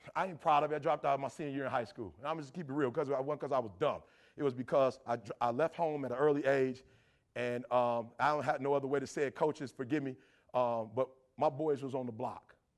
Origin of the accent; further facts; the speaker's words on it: Detroit, Michigan, United States; I'm from Detroit, 8 Mile